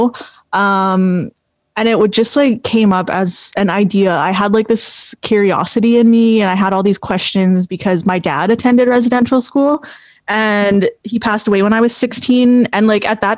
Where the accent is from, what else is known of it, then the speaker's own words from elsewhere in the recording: La Ronge, Saskatchewan, Canada; moved away as an adult; now in Saskatoon, Canada; I'm from Lac La Ronge Indian Band. I grew up in Lac La Ronge, which is in Treaty 6 territory, but it's quite far north